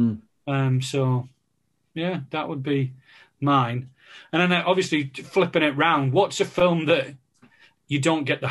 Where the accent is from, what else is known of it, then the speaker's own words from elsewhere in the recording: the North East, North East England, United Kingdom; growing up in the Northeast